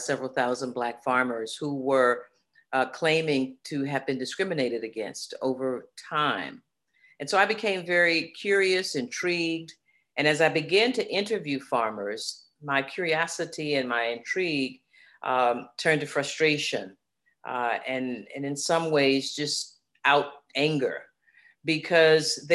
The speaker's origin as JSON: {"language": "English", "town": "Daytona Beach", "region": "Florida", "country": "United States", "tie": "born or raised there", "said": "I grew up in Daytona Beach"}